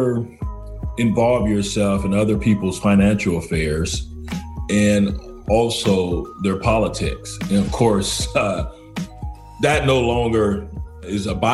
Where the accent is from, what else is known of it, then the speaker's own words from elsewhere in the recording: Lubbock, Texas, United States; moved away as an adult; also born or lived in Los Angeles, California; now in West Palm Beach, United States; I hail from the state of Texas, growing up in Lubbock, Texas.